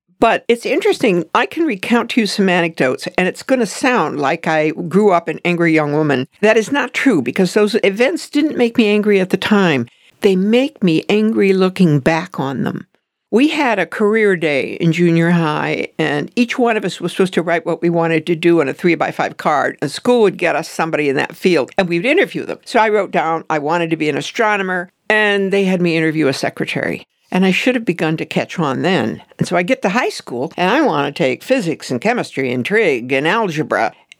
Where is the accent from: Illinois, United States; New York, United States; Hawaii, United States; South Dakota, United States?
South Dakota, United States; Well, I was going to go to South Dakota School of Mines and Technology. And that was my home state school.